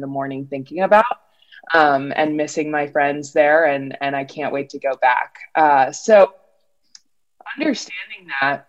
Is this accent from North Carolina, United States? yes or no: yes; Durham, North Carolina, United States; I grew up in Durham, North Carolina